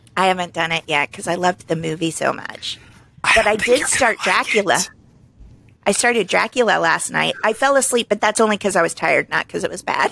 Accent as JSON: {"language": "English", "town": "Springfield", "region": "Missouri", "country": "United States", "tie": "born or raised there", "moved": "as an adult", "said": "I just lost a job in my hometown"}